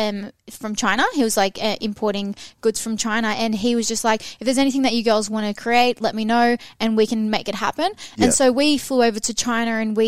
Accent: Sydney, New South Wales, Australia; we were both born and raised in the Shire

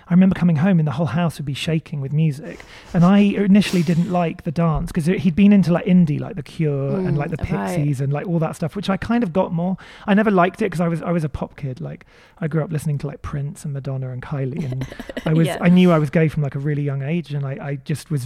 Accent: Maidenhead, South East England, United Kingdom; I grew up in Berkshire in Maidenhead

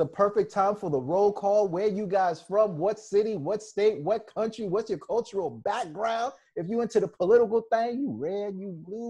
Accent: Toronto, Ontario, Canada; I'm from Toronto.

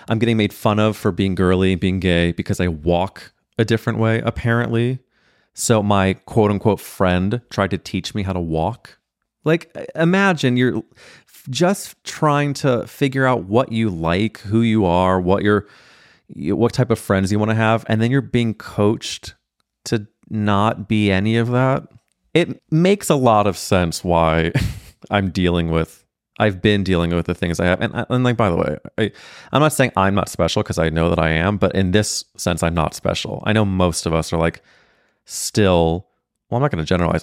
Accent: St. Louis, Missouri, United States; I'm growing up in Saint Louis, Missouri with three brothers

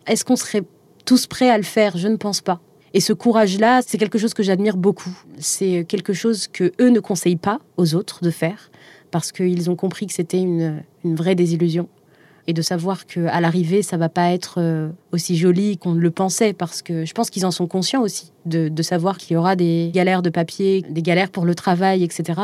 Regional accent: Algiers, Algiers Province, Algeria; moved away as an adult; ce qui me lie encore à Alger surtout. J'y suis née, j'y ai grandi.

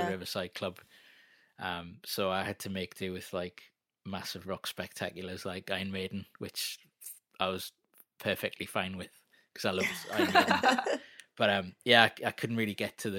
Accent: Jarrow, North East England, United Kingdom; also born or lived in Newcastle; I grew up in Jarrow in a estate called Fellgate

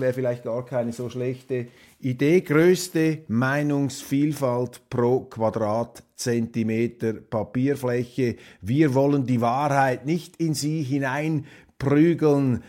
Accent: Switzerland; als Schweizer bin ich ja x-fach gesegnet, wie da in unserem Kleinstaat hinter den sieben Bergen

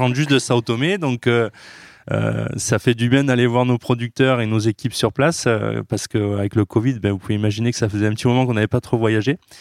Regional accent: Carpentras, Provence-Alpes-Côte d'Azur, France; il a été un des fondateurs de la Biocop à Carpentras. Donc moi, tout petit, j'ai grandi aussi dans la Biocop

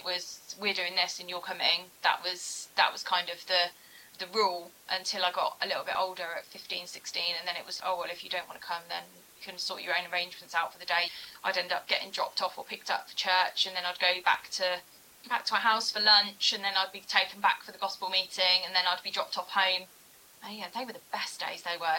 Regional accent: Bridgend, Wales, United Kingdom; also born or lived in Wolverhampton; So I was born in Wolverhampton back in September 1988. I'm the eldest of four girls as well, my poor dad. And from there, we moved over to Bridgend, over to South Wales

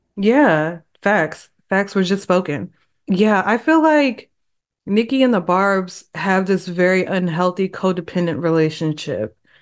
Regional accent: Texas, United States; I am from Texas

